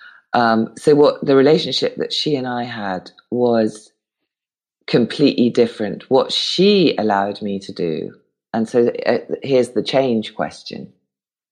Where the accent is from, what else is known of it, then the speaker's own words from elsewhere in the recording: United Kingdom; I'm British and brought up not to pay myself compliments